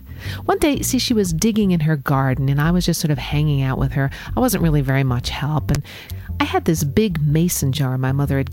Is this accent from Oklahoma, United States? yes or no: no; New York City, New York, United States; the borough of Richmond or Staten Island, where I grew up, was one of the five boroughs of New York City